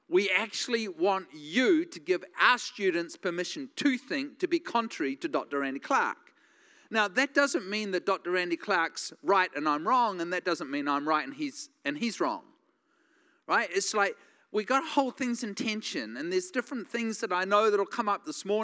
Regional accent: New Zealand; now in United States

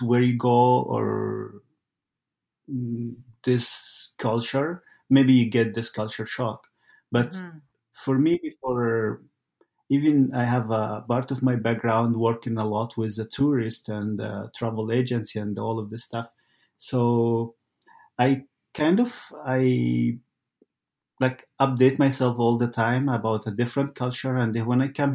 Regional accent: Egypt; moved away as an adult; also born or lived in Italy; now in Saskatoon, Canada; I'm originally from Egypt

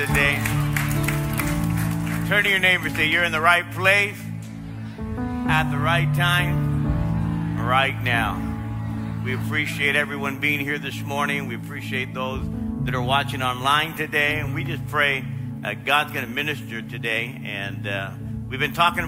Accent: Los Angeles, California, United States; I grew up in South Los Angeles, South L.A.

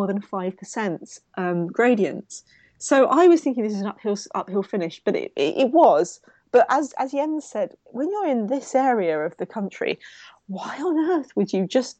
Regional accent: London, United Kingdom; my Southeast London thing

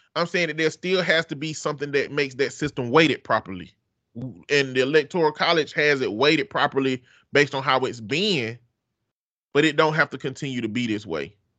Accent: the South, United States; I'm from the South.

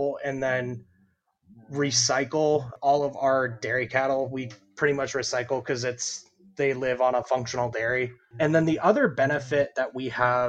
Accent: Indiana, United States; moved away as an adult; also born or lived in Idaho; now in Florida, United States; I'm originally from Indiana

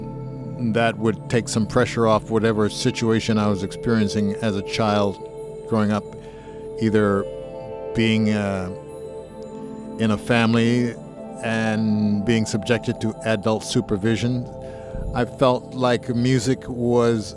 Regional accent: New Jersey, United States; also born or lived in Philadelphia; I grew up mostly in New Jersey. I was in Philadelphia about 2 years, my first 2 years of life on the planet.

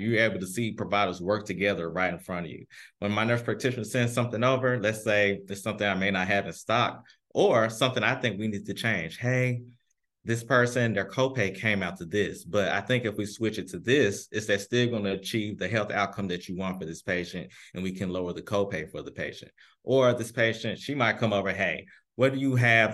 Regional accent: Memphis, Tennessee, United States; now in St. Louis, United States; I am originally from Memphis, Tennessee

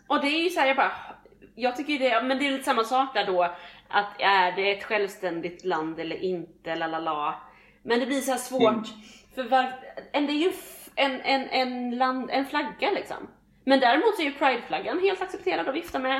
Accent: Sweden; vi som svenskar

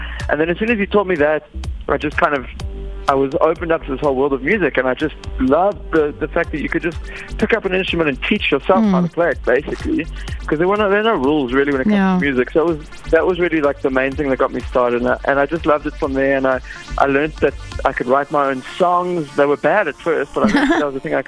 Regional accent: Fish Hoek, Western Cape, South Africa; I grew up in Fishhook, small little town there, just kind of basically Cape Town.

